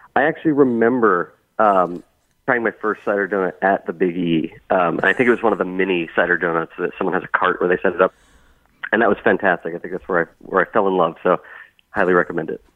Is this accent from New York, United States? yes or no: no; Bethel, Connecticut, United States; now in Boston, United States; I grew up near Blue Jay Orchards uh, in Bethel, and so we went there all the time